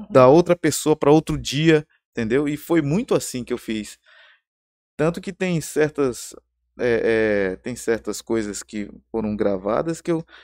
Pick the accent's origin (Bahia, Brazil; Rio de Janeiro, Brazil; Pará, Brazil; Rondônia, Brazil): Rondônia, Brazil; Porto Velho; also born or lived in São Paulo; Eu sou, eu sou eh, rondoniano, né? Eu tô aqui desde pequeno e, e, eu amo essa cidade.